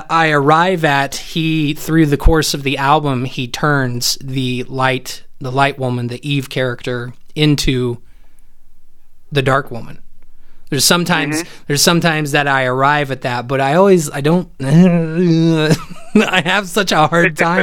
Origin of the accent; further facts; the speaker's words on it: Indiana, United States; I grew up in Indiana